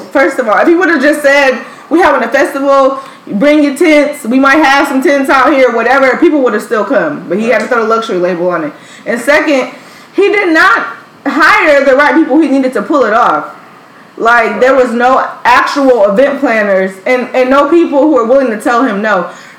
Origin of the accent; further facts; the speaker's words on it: United States; I'm from the United States.